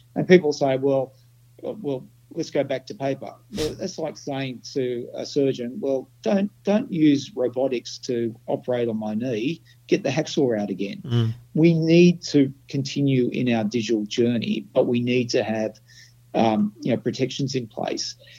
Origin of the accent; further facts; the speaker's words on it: Australia; I'm an Australian